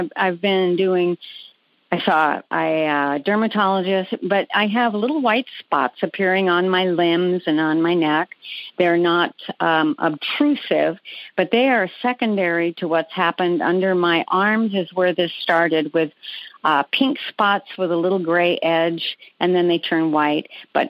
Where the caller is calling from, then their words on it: Peoria, Arizona, United States; Phoenix. I'm in Peoria, Arizona.